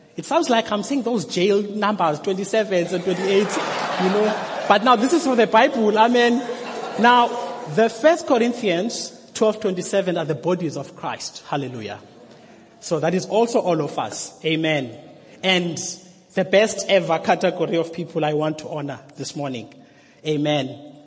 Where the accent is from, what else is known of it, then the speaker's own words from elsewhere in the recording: Mthatha, Eastern Cape, South Africa; I am from Umtata